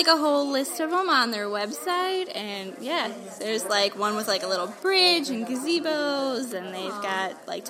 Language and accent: English; Bryan, Ohio, United States; I'm from Bryan, Ohio.